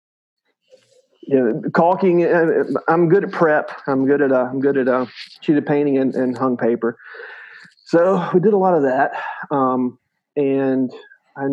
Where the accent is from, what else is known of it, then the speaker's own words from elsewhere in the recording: South Mississippi, United States; Grew up very poor in South Mississippi